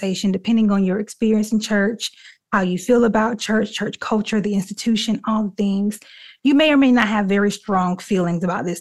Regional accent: Dothan, Alabama, United States; my hometown, Dothan, Alabama.

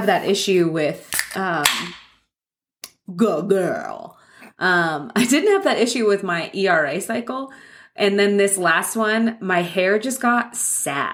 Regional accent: San Clemente, California, United States; I grew up in San Clemente

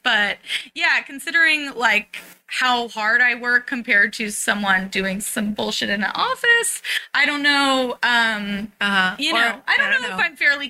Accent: San Francisco, California, United States; I grew up in the Haight

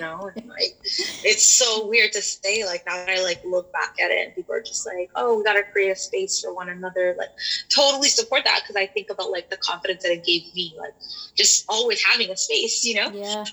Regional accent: Toronto, Ontario, Canada; I was born and raised in Toronto.

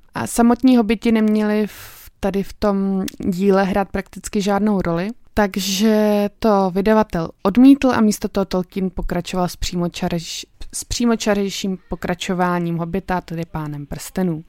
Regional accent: Czechia; u nás v Čechách

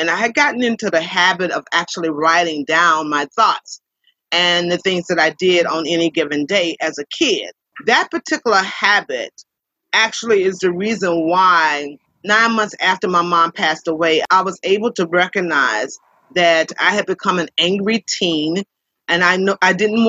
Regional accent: Columbia, South Carolina, United States; I was born in Columbia, South Carolina, where I currently reside

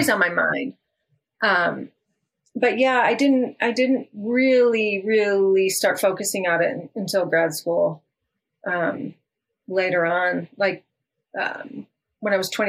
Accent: Detroit, Michigan, United States; also born or lived in Washington / California / Peru; now in Colorado, United States; I grew up outside of Detroit, in Michigan. My My father worked for Ford Motor Company for 25 years. So we grew up in a suburb outside of Detroit.

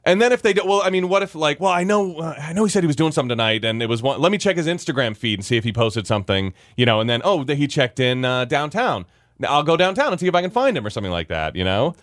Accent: Virginia, United States; as a kid growing up in Virginia

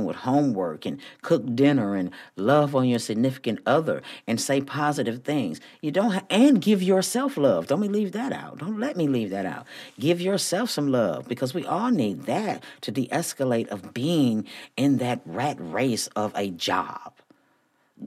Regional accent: Flint, Michigan, United States; moved away as an adult; also born or lived in Houston, Texas; me growing up in Flint, Michigan, we had Black-owned stores on every corner when I was growing up.

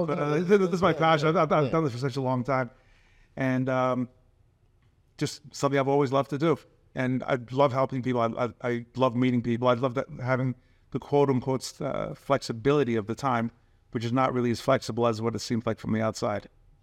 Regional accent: Forest Hills, New York, United States; Originally from Forest Hills, which is not too far away from Flushing.

